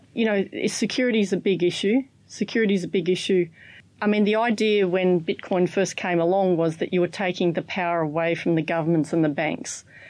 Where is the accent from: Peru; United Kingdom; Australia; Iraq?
Australia; I'm from Australia.